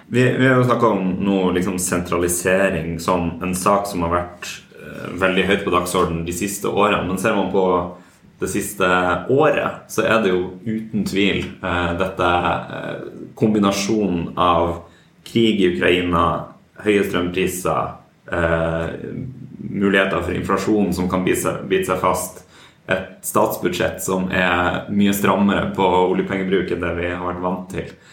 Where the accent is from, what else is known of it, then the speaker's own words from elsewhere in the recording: near Sulitjelma, Nordland, Norway; Sulitjelma, som er ikke så langt fra der jeg kommer fra